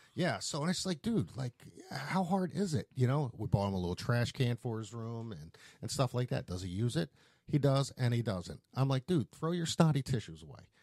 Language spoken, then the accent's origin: English; Philadelphia, Pennsylvania, United States; moved away; I grew up in Philadelphia